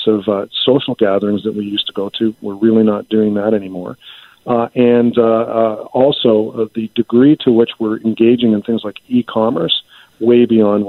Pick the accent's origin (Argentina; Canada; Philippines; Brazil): Canada